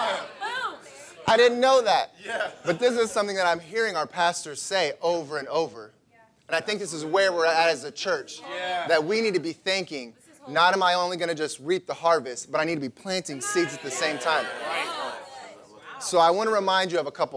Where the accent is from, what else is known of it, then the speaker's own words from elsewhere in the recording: Illinois, United States; I grew up in Illinois, and it's farmland everywhere